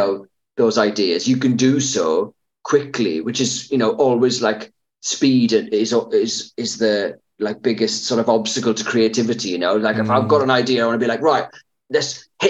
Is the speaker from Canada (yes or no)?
no; United Kingdom; That's the thing with being British.